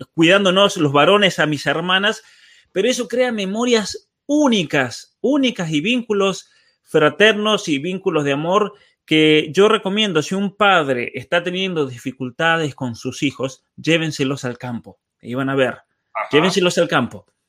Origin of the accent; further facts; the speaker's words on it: San Juan, Argentina; soy de San Juan